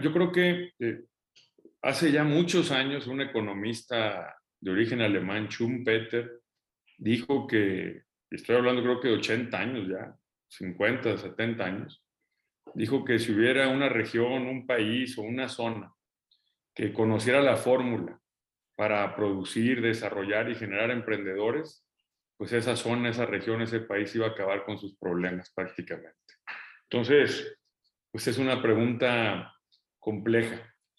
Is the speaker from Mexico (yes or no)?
yes; Mexico; todos los mexicanos